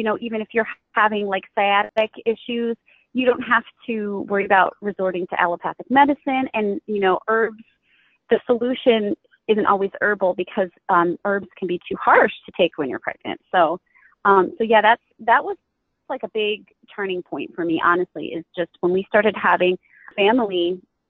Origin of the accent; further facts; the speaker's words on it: New York, United States; I'm from New York. I live probably about an hour and a half south of Buffalo